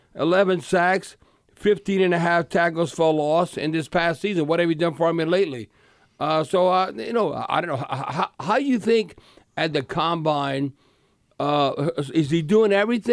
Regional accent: Cut Off, Louisiana, United States; now in Atlanta, United States; Okay, all I know is I grew up in Cutoff, Louisiana. From Cutoff to the New Orleans airport was like 54 miles, 55 miles.

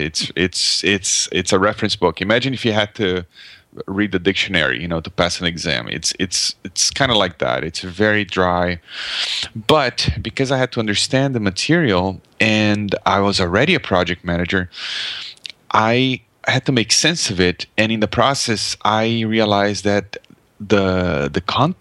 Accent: Brazil; English is a second language; moved away as an adult; now in Canada; So I live in Canada, but I grew up in Brazil, actually. So I'm speaking a foreign language right now

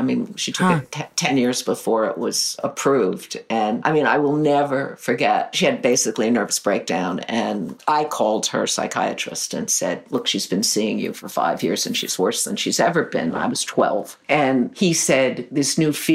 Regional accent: New York, United States; I grew up in Greenwich Village.

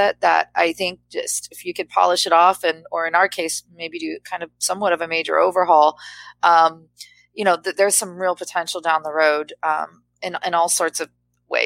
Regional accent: San Diego, California, United States; moved away; I grew up in San Diego, California

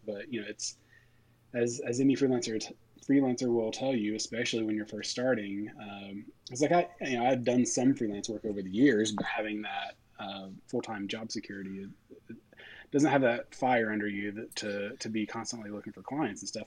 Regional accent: East Tennessee, United States; moved away as an adult; also born or lived in Knoxville, Tennessee / Connecticut / Tampa, Florida; now in Nashville, United States; I grew up in East Tennessee

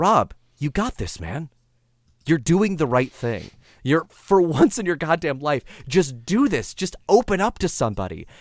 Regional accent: San Diego, California, United States; I grew up Catholic in San Diego, California

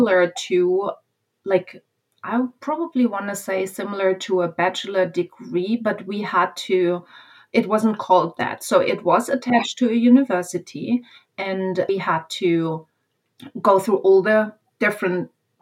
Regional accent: Germany; moved away; I became a speech pathologist in Germany

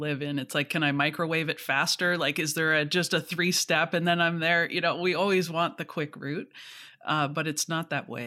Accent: Canada; I'm Canadian, you know, Scottish parents

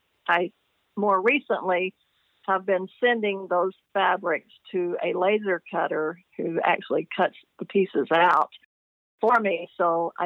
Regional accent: the South, United States; I'm from the South, and so people in the South know what a hissy fit is.

